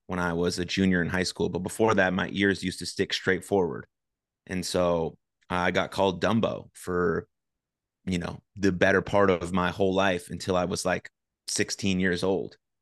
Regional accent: San Francisco, California, United States; now in Dallas, United States; I grew up in San Francisco. I currently live in, in Dallas.

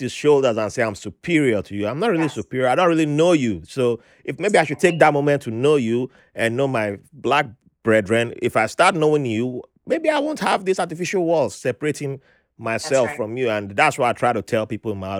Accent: Nigeria; moved away; I'm Nigerian

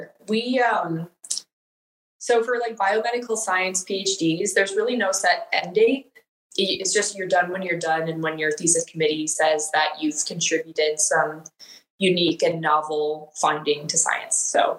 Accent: Wisconsin, United States; moved away as an adult; also born or lived in Illinois; now in Texas, United States; No, I am originally from Wisconsin, born and raised.

